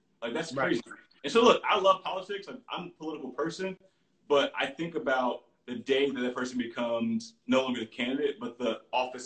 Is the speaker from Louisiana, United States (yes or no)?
yes; Baton Rouge, Louisiana, United States; now in New Orleans, United States; my cousin, who I grew up with in Baton Rouge